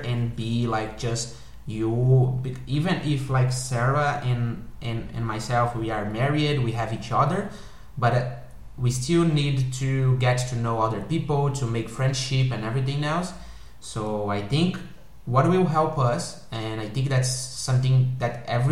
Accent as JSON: {"language": "English", "region": "South Region", "country": "Brazil", "first_language": "Portuguese", "second_language": "English", "moved": "as an adult", "lives_now": "Germany", "said": "I am from the south"}